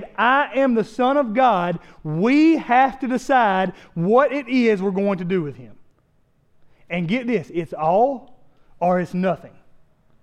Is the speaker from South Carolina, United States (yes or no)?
yes; South Carolina, United States; we're from South Carolina.